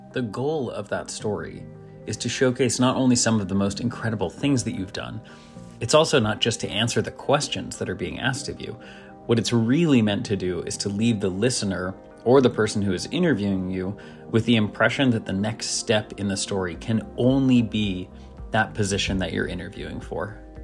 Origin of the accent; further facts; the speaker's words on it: Nashville, Tennessee, United States; where I grew up in Nashville